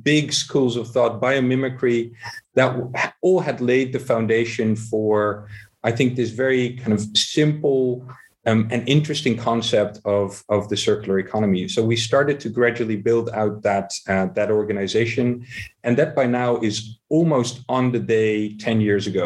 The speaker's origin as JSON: {"language": "English", "town": "Amsterdam", "region": "North Holland", "country": "Netherlands", "tie": "born or raised there", "said": "here in Amsterdam, my hometown"}